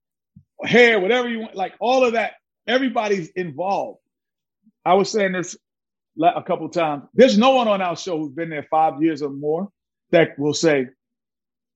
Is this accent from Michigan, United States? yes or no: no; New York City, New York, United States; I grew up in New York City